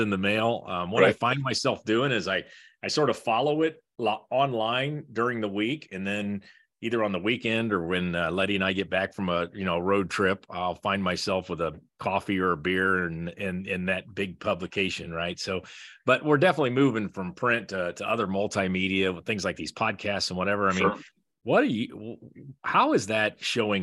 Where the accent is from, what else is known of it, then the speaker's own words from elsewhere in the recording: southwestern Ohio, United States; I grew up really close to that school in southwestern Ohio